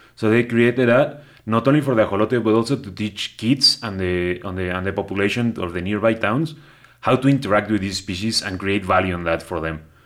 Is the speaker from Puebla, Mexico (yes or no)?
no; Cuautitlán Izcalli, State of Mexico, Mexico; moved away; I was born in Mexico City and grew up in the, in, like, the metropolitan area, not Mexico City proper, but I grew up around there in a little town. Well, it's, it's been bigger right now, but it's, uh, Cuautitlán Izcalli, that's what it's called.